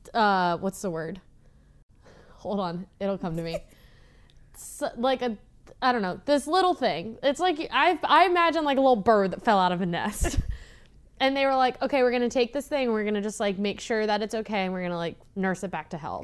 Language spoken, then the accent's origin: English; Midwest, United States; I'm from the Midwest